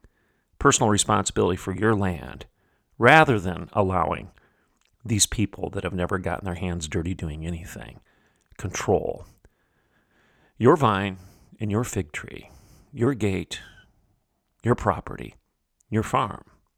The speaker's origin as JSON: {"language": "English", "town": "Bartlesville", "region": "Oklahoma", "country": "United States", "said": "I come from Bartlesville, Oklahoma."}